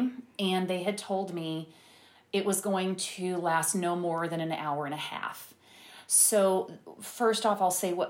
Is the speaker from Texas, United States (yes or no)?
yes; Tyler, Texas, United States; moved away; also born or lived in Dallas; I'm from Tyler